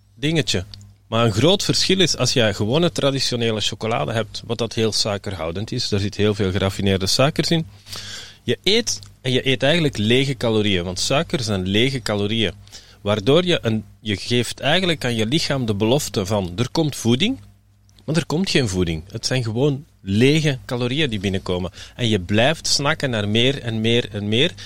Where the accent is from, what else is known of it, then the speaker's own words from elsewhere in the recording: Belgium; We zijn Belgen en we blijven Belgen